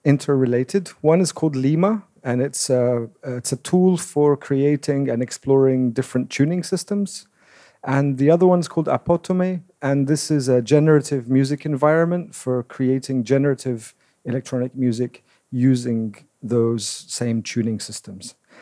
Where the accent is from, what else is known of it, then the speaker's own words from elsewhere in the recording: London, United Kingdom; also born or lived in Damascus, Syria; I was born in Damascus. We moved to London when I was 9.